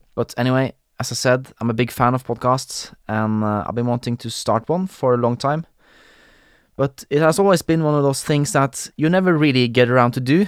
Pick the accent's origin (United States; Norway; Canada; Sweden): Norway; accent: Norwegian, Scandinavian; first language Norwegian; English is a second language; I am Norwegian. I grew up in Norway